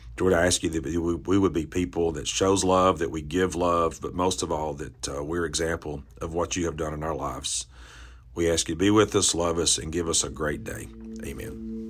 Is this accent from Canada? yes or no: no; the Bible Belt, the South, United States; I grew up in the South, the Bible Belt